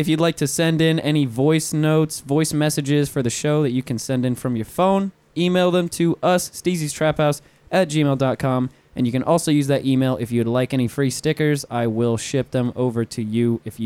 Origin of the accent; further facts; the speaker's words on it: Puerto Rico; now in Orlando, United States; I'm Puerto Rican.